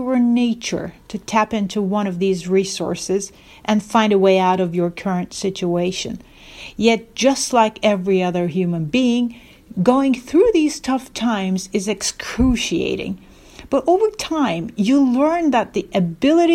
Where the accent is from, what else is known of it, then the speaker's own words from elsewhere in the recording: Istanbul, Turkey; moved away as an adult; also born or lived in Norway / Singapore / California; I am originally from Istanbul, but lived most of my adult life abroad, working in countries such as Norway, Singapore, and California.